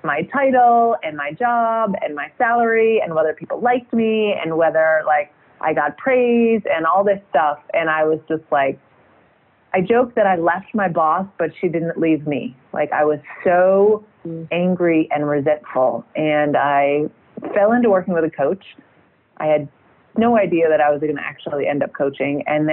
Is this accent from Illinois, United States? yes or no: yes; outside of Chicago, Illinois, United States; moved away as an adult; also born or lived in Boston / Seattle; now in France; I actually grew up outside of Chicago